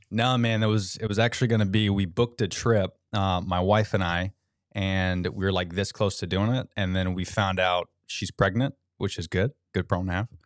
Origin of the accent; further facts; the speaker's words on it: Orlando, Florida, United States; also born or lived in Tampa; now in Apollo Beach, United States; I was pretty much born and raised in Orlando.